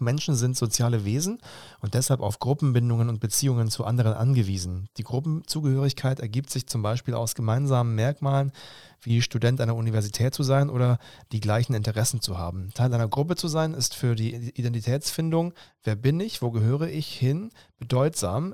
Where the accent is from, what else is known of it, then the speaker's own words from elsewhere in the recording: Stuttgart region, Baden-Württemberg, Germany; ich bin jetzt jemand, der in der Region Stuttgart aufgewachsen ist